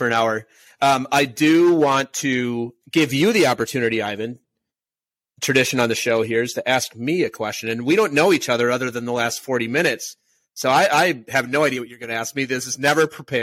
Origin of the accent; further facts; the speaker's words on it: Minnesota, United States; I'm a Minnesota Vikings fan because I'm from Minnesota.